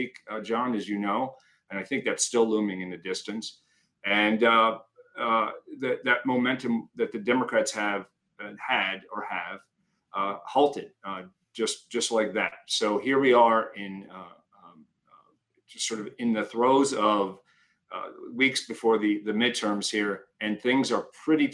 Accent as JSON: {"language": "English", "region": "Pennsylvania", "country": "United States", "said": "I'm from Pennsylvania as well"}